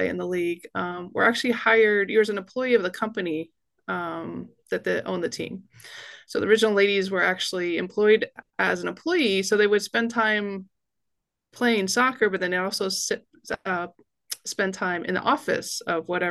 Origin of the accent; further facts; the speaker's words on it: San Jose, California, United States; moved away as an adult; also born or lived in Japan; I'm originally from Northern California, born and raised in San Jose